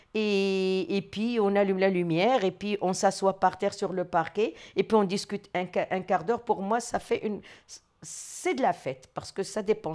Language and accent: French; Morocco; moved away as an adult; now in France; je suis marocaine, d'origine du Maroc. J'ai étudié au Maroc, euh, j'ai passé mon bac au Maroc et je suis venue pour continuer mes études ici